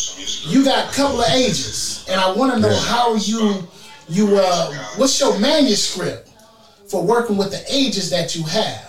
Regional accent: Bay Area, California, United States; I'm from California here, right. Bay Area, California.

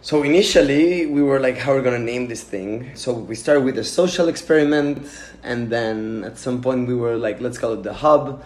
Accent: Mexico City, Mexico; moved away; I'm from Mexico City

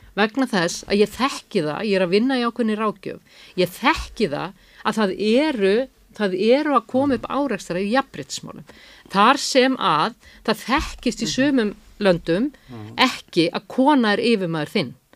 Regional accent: Iceland; við erum Íslandingar

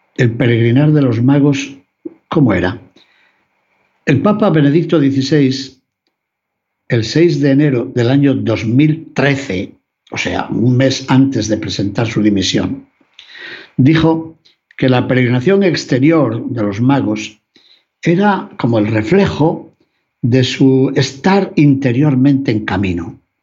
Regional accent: León, Castile and León, Spain; Por mi ciudad natal, por mi ciudad de León

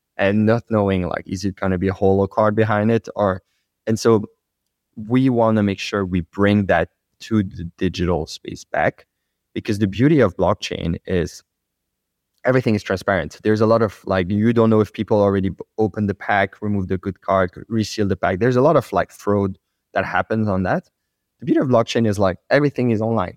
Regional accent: France; accent: French; English is a second language; my French accent.

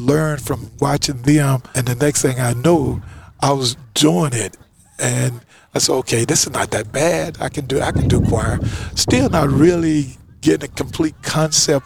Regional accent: Louisiana, United States; moved away as an adult; now in California, United States; I came from Louisiana

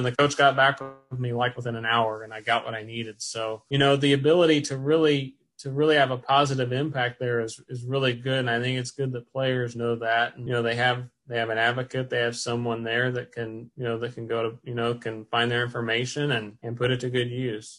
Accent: Brownstown, Indiana, United States; I'm from Brownstown, uh, so that's where went to Brownstown Central and graduated from there

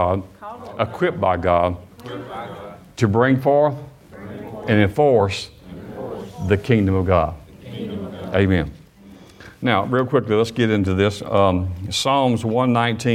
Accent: Alabama, United States; also born or lived in Michigan; I was not born in Alabama. I was born in Michigan, but I've lived most all of my life in Alabama

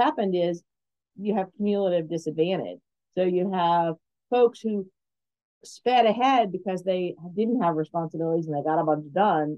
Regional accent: Alaska, United States; moved away; when I grew up in Alaska

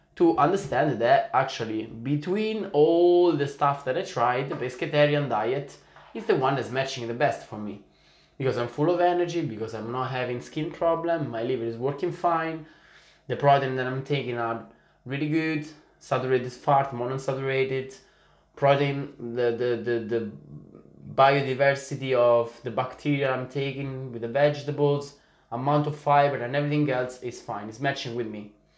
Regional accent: Italy; also born or lived in Sicily; I'm, I'm from Italy in the soul

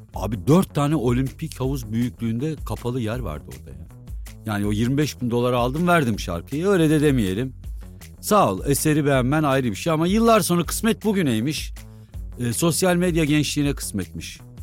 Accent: Kaman, Kırşehir Province, Turkey; Kamanlıyım biz. Aslan Kamanlıyız biz

